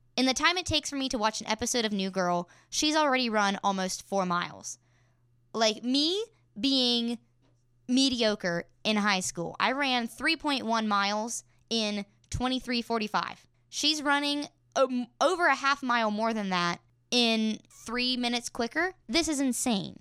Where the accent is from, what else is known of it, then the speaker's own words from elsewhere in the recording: Elkins, West Virginia, United States; in my hometown of Elkins, West Virginia